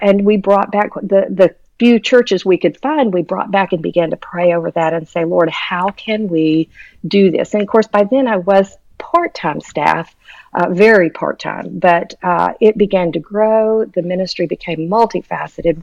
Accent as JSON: {"language": "English", "town": "Houston", "region": "Texas", "country": "United States", "tie": "born or raised there", "moved": "as an adult", "lives_now": "Tennessee, United States", "said": "by the time I was in fifth grade, we settled in Houston, Texas"}